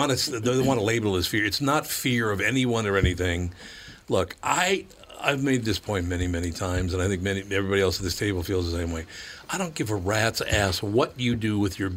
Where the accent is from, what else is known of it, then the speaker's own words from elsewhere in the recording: Minneapolis, Minnesota, United States; when I was a kid growing up in North Minneapolis